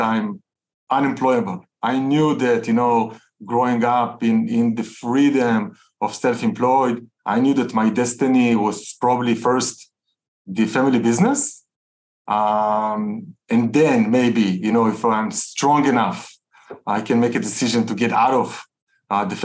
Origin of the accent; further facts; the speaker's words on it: Tel Aviv, Tel Aviv District, Israel; So I'm Israeli, you know, I grew up in Tel Aviv, grew up in a very entrepreneurial home.